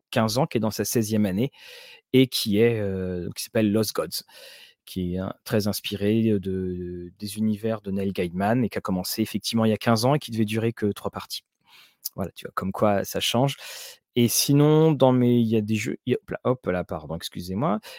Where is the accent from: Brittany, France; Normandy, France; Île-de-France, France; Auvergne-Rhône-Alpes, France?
Normandy, France; Caen; on, jouait à Orléans et moi, je venais de Caen.